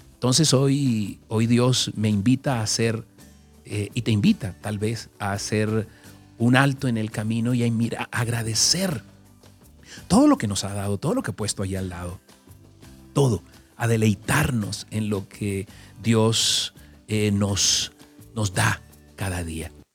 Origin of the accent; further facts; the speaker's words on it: Caribbean Region, Colombia; moved away; como nací en el Caribe, ya yo conozco eso, pero déjame decirte algo. En el Caribe, cuando estaba joven, eh, allí, nunca me metí al mar.